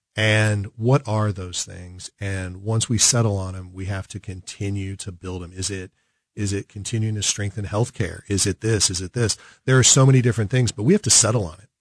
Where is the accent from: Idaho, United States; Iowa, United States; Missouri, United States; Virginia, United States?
Missouri, United States; Kansas City; I grew up in South Kansas City, K C M O, but South Kansas City